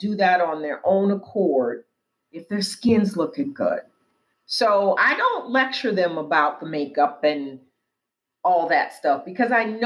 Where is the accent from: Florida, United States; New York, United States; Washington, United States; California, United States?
Washington, United States; Tacoma; now in Washington, D.C., United States; The department store where I grew up in Tacoma, Washington